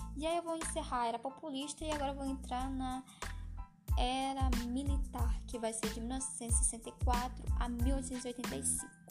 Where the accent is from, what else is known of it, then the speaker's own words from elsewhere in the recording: Ceará, Brazil; also born or lived in Rio Grande do Norte; sou cearense